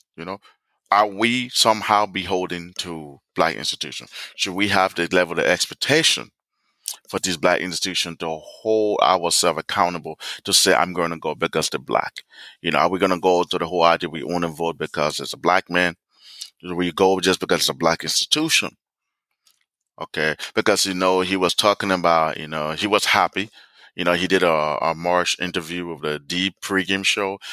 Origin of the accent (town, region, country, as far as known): United States